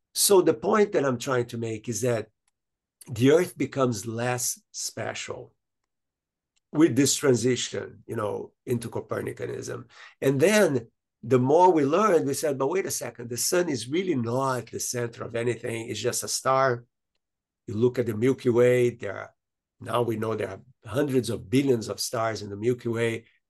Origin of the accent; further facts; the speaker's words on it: Brazil; from the country I was born in Brazil